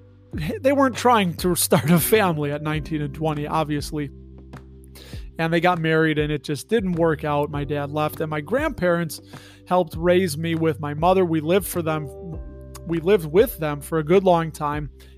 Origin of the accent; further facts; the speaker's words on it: Berwyn, Illinois, United States; moved away; Berwyn, Illinois is where I grew up